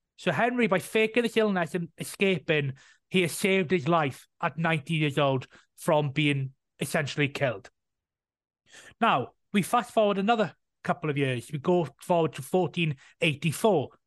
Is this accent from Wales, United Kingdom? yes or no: yes; Welsh, Wales, United Kingdom; being Welsh myself